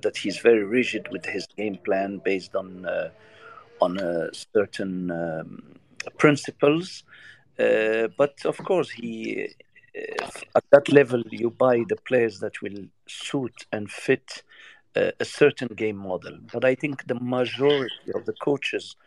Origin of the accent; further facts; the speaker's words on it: Morocco; I'm from Morocco